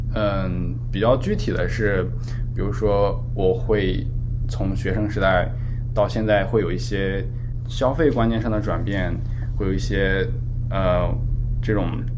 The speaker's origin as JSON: {"language": "Chinese", "town": "Chifeng", "region": "Inner Mongolia", "country": "China", "also_born_or_lived": "Canada", "moved": "as an adult", "said": "我来自内蒙赤峰"}